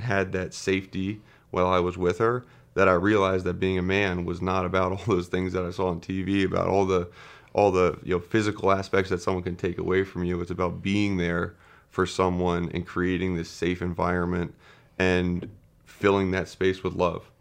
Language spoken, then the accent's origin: English; Wayne, Pennsylvania, United States; also born or lived in Saint Louis, Missouri; I was born in Saint Louis, Missouri, and then we moved to, uh, Wayne, Pennsylvania, right outside of Philadelphia, when I was about four years old. So I, I grew up there and went to high school there